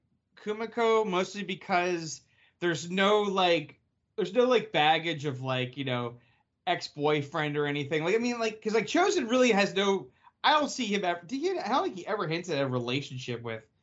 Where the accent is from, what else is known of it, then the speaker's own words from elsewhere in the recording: New Jersey, United States; what, you insult me because I'm from Jersey?